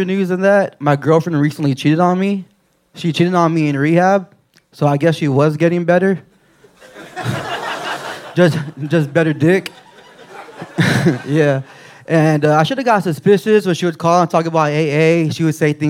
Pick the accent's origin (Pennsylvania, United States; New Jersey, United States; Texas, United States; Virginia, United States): Texas, United States; Rio Grande Valley, South; I'm from, like, a border town down in the Rio Grande Valley.